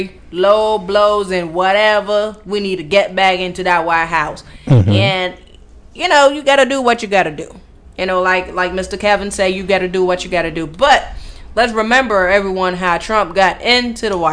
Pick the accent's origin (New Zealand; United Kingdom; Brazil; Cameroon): Cameroon; now in United States; I hail from Cameroon.